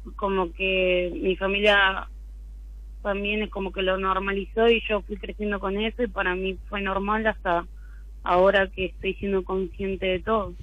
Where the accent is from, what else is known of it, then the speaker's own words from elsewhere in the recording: San Miguel, Buenos Aires Province, Argentina; San Miguel, Buenos Aires, San Miguel